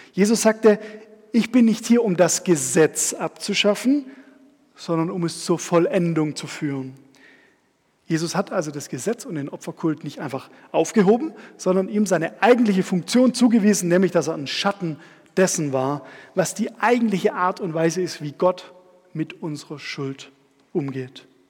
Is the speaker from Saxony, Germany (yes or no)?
no; Stuttgart, Baden-Württemberg, Germany; Da bin ich auch aufgewachsen, so seitdem ich ähm, zehn war.